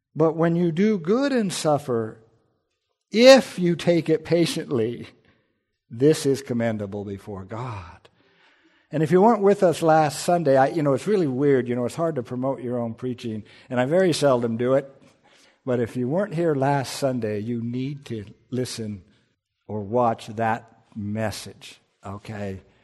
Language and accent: English; United States; I'm an American